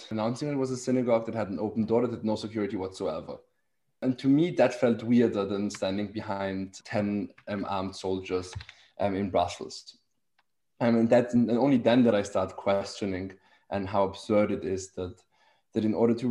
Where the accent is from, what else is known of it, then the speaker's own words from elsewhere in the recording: Vienna, Austria; I grew up in Vienna, which is not only um, the best city in the world in general, but also but also as a Jew, um, a great city. Vienna was a great place to grow up as a Jew